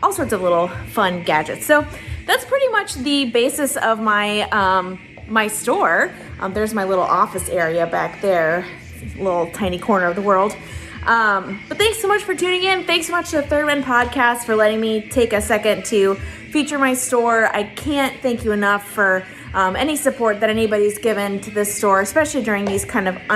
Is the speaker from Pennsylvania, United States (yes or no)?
no; Lakeland, Florida, United States; my hometown of Lakeland, Florida